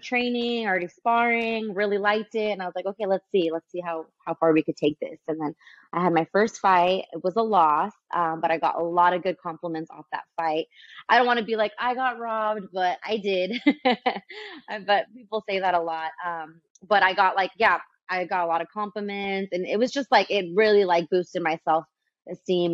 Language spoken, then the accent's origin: English; Santa Ana, California, United States; I'm born and raised in Santa Ana